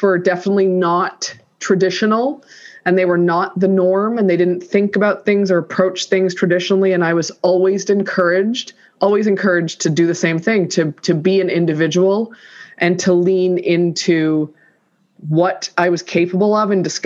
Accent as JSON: {"language": "English", "town": "Toronto", "region": "Ontario", "country": "Canada", "tie": "born or raised there", "said": "I grew up in Toronto in Canada and I am the first child of two immigrants"}